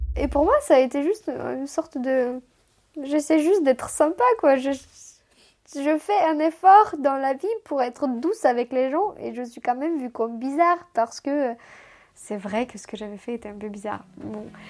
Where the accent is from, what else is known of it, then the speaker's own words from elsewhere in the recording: Chisinau, Moldova; first language Romanian; French is a second language; now in France; ma langue maternelle c'est le roumain, d'où vient tout de Moldavie